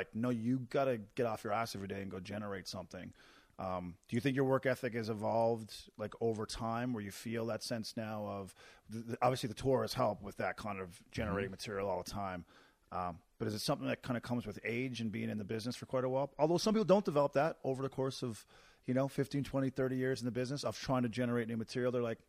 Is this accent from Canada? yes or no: yes; Newfoundland and Labrador, Canada; I moved from Newfoundland and my first time on stage was here.